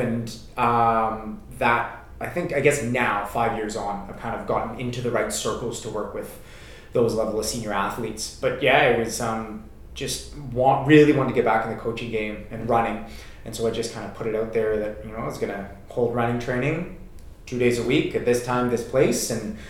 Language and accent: English; Canada; moved away as an adult; I came over from Canada, like I said, about 5 years ago to start my PhD.